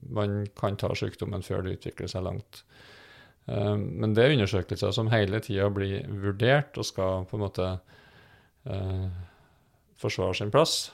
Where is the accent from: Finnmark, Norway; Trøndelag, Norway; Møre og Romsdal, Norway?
Trøndelag, Norway; now in Fredrikstad, Norway; om du bor i Nord-Trøndelag, der jeg kommer fra